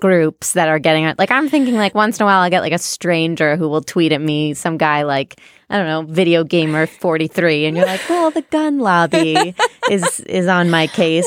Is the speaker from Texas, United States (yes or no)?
no; Ohio, United States; now in New York, United States; I'm from Ohio